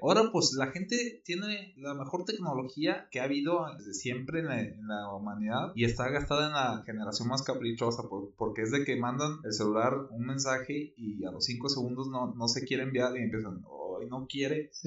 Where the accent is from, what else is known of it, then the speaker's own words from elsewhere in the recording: Mexico; nosotros como mexicanos